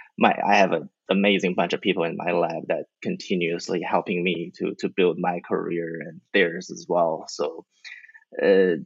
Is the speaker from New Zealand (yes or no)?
yes; New Zealand; moved away as an adult; also born or lived in China / Australia / Stanford, United States / Kentucky, United States; now in Florida, United States; I'm Chinese. I grew up in New Zealand